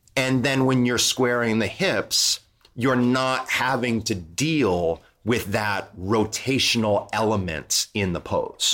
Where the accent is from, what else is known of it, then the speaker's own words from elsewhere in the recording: Toledo, Ohio, United States; moved away; I grew up in Toledo, Ohio, which is very close to Detroit.